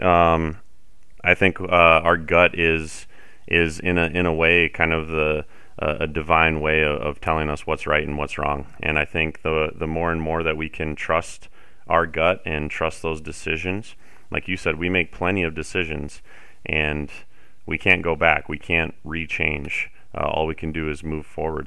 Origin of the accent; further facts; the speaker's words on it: South Dakota, United States; moved away as an adult; also born or lived in Fargo, North Dakota / Denver, Colorado; growing up in South Dakota, spending my entire life here until I, I did eventually move to Fargo for a couple years